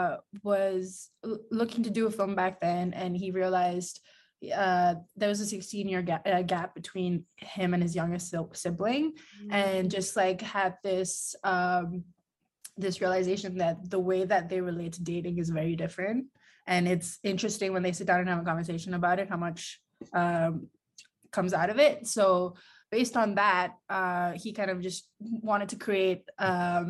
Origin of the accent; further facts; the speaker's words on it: India; moved away as an adult; now in New York, United States; I'm originally from India. So I've been in New York for like about 11 years now.